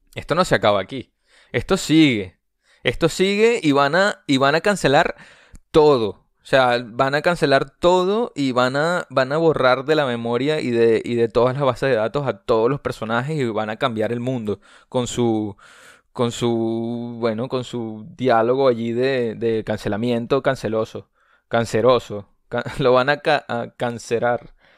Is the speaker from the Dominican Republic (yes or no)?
no; Venezuela; yo soy venezolano